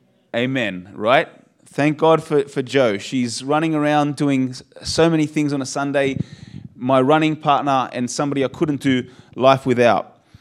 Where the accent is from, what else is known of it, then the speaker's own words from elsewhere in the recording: Australia; born there; You know, I'm Polish. You know, my blood is Polish, born in Australia, so I guess I'm an Australian Polish human being.